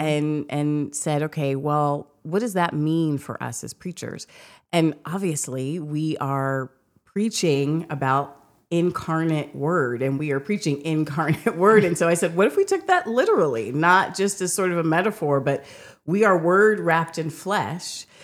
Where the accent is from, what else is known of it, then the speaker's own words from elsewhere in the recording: United States; being an American